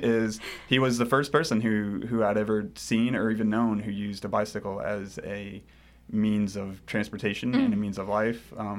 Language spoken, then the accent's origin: English; Cynthiana, Kentucky, United States; But I grew up here in Central Kentucky, Cynthiana to be exact, if anyone knows where that is or has heard of it. Yeah, rural Kentucky